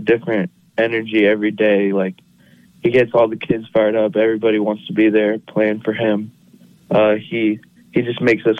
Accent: Wellington, Florida, United States; I love playing for my hometown.

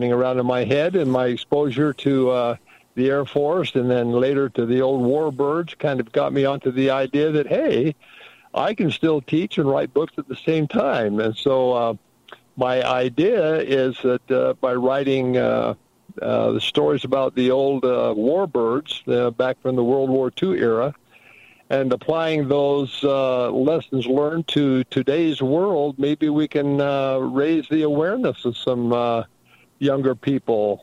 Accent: Salt Lake City, Utah, United States; also born or lived in Provo, Utah / Orem, Utah; born and raised in Salt Lake at the old St. Mark's Hospital up there in Salt Lake

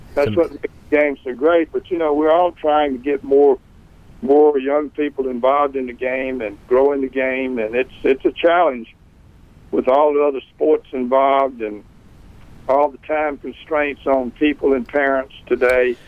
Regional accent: West Point, Mississippi, United States; also born or lived in Memphis; I grew up, as you say, here in West Point, and and, and born in 1944

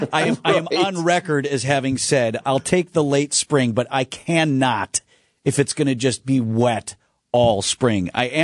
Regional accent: Wisconsin, United States; we're both born and raised in Wisconsin

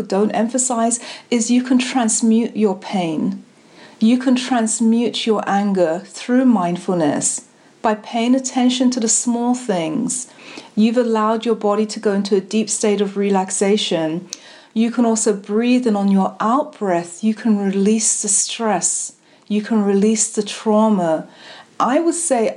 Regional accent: London, United Kingdom; now in United States; I'm from London and my family from the Caribbean. Now I live here.

